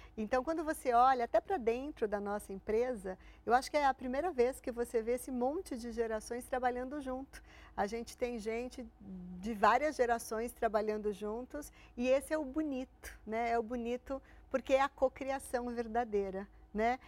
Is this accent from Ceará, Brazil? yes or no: no; Santo André, São Paulo, Brazil; eu sou de Santo André. Eu fiz colégio público